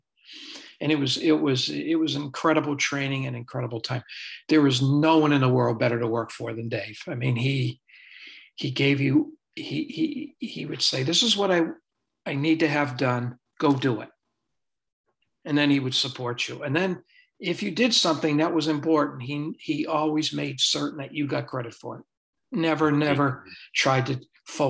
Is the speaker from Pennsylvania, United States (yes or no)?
no; Springfield, Massachusetts, United States; moved away; also born or lived in Providence, Rhode Island; I was born and raised in Springfield, Massachusetts.